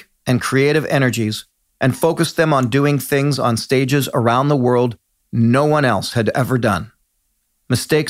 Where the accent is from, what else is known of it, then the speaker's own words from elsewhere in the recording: Canada; as a Canadian